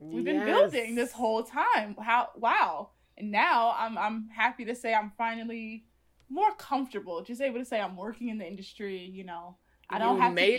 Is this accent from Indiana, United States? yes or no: yes; Indiana, United States; also born or lived in Chicago / Los Angeles; I was like commuting from Indiana to Chicago every day to go to art school